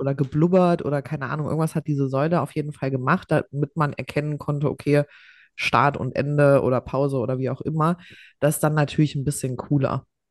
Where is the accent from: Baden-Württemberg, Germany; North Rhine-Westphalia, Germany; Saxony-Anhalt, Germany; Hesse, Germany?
Hesse, Germany; Ich war einfach der äh, erste Jahrgang, also zumindest bei uns in Hessen, wo es äh, hier G8 gab